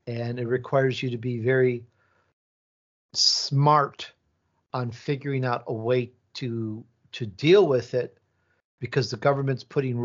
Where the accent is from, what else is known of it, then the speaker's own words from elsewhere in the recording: Italy; born there; Maybe there's a little Italian in there because my roots are Italian. I was born in Italy